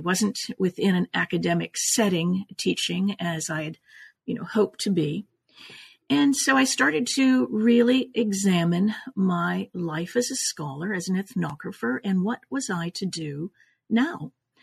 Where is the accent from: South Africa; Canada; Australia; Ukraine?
Canada; also born or lived in Italy; now in Los Angeles, United States; I was born in Italy, raised in Canada, and have been in Los Angeles since 1981.